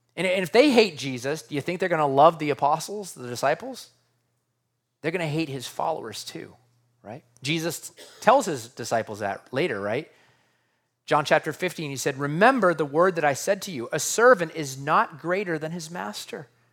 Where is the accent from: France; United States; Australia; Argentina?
United States; As an American living in two thousand twenty-three